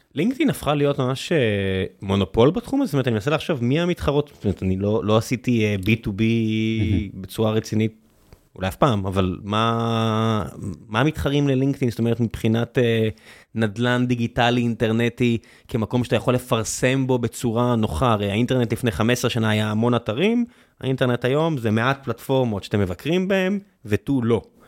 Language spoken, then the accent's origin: Hebrew; Israel